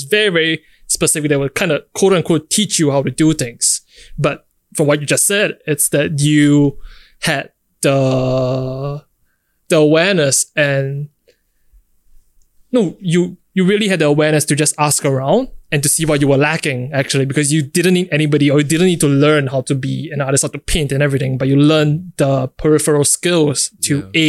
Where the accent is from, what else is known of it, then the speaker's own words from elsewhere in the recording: Singapore; growing up in Singapore